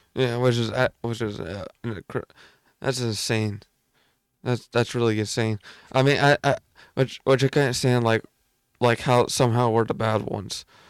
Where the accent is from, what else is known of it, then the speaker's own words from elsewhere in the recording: United States; I'm American.